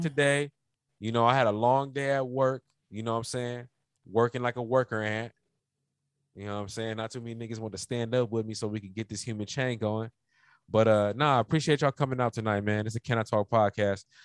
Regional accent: Los Angeles, California, United States; this is where I grew up in. Like, you know, like I'm from Pacoima

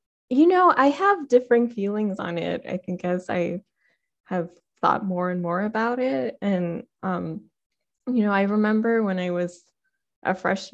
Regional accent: United States; my identity as an Indian American

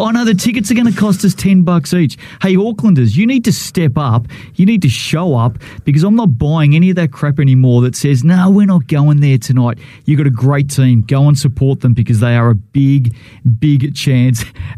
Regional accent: Melbourne, Victoria, Australia; now in Wellington, New Zealand; I come from Melbourne.

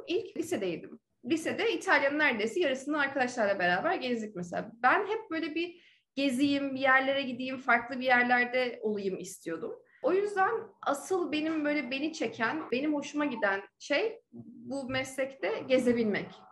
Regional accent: Ankara, Turkey; moved away as an adult; also born or lived in United States; now in Dubai, United Arab Emirates; Ankara'da doğdum büyüdüm.

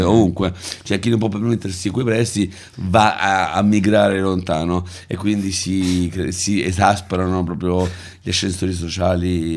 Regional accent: Rome, Lazio, Italy; io sono nato e cresciuto a Prati

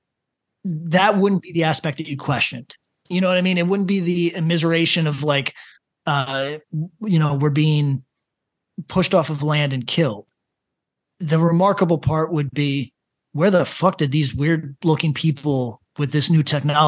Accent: Northeast of the United States, United States; I'm from the Northeast of the United States

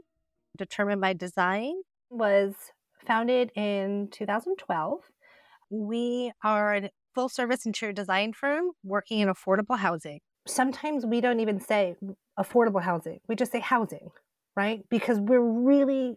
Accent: Southampton, New York, United States; I was born and raised on the Shinnecock Reservation in Southampton, New York

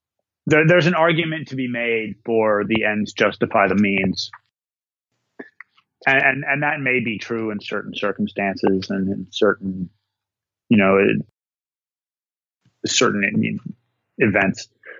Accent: Minnesota, United States; up in the North Woods, my home state of Minnesota

